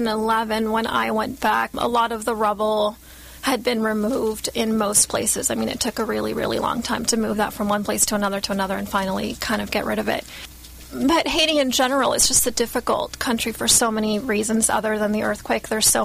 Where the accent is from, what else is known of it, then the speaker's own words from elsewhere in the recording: Guatemala; I grew up in Guatemala for a few years